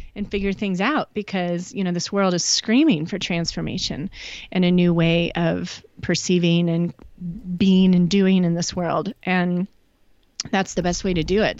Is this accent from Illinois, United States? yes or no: yes; Chicago, Illinois, United States; also born or lived in Nashville, Tennessee; now in Northeast Oregon, United States; grew up in Chicago